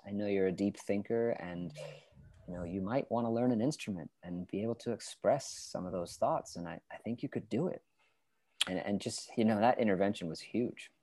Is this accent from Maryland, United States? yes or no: no; New Hampshire, United States; moved away as an adult; I was born in New Hampshire